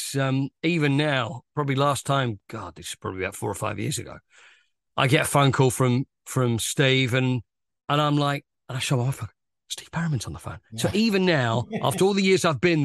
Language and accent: English; Romford, London, United Kingdom; But when I grew up in Harrowwood near Romford